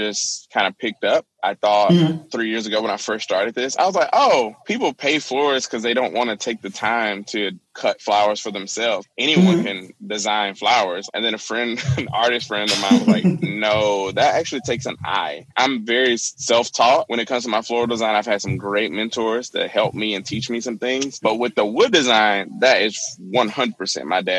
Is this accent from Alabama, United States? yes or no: yes; Alabama, United States; moved away; growing up in the South, I'm from Alabama originally in a small town.